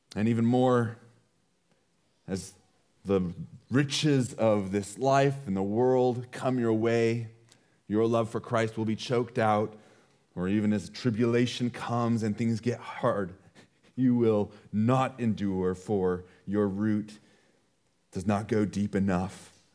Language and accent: English; United States; being an American is a part of who we are